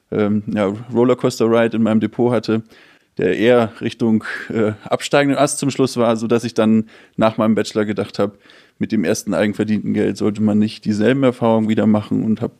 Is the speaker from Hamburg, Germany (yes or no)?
yes; Hamburg, Germany; also ursprünglich aus Hamburg, 33 Jahre